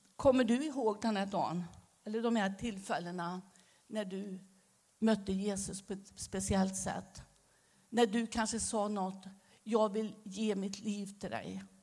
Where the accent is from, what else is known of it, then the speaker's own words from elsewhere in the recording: Västergötland, Västra Götaland, Sweden; accent: västgötska; moved away as an adult; also born or lived in Romania; now in Staffanstorp, Sweden; Men jag behåller min västgötska